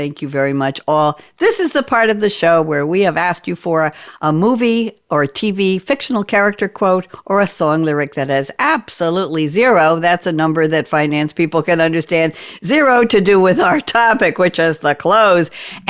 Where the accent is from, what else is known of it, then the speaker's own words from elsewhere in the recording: New York, United States; I come from New York, and you can check the Long Island Expressway for the record of how fast that is and what age that is.